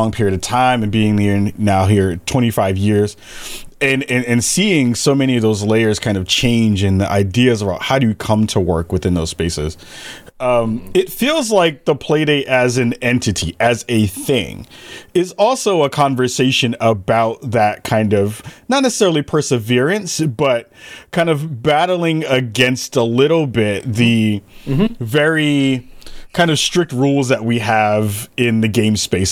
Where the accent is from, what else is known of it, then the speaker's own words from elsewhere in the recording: Portland, Oregon, United States; I'm from Portland